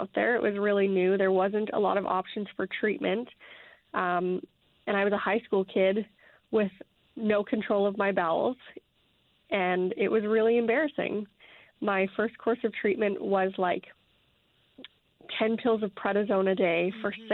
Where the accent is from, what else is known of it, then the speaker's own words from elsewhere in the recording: Fort McMurray, Alberta, Canada; now in Medicine Hat, Canada; Originally from Fort McMurray, Alberta. I live in Medicine Hat now.